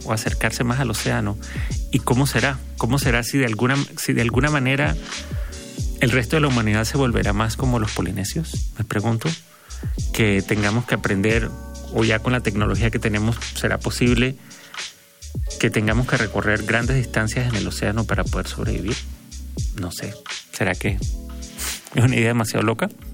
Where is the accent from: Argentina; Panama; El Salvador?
Panama; now in Mexico; de donde yo soy de Panamá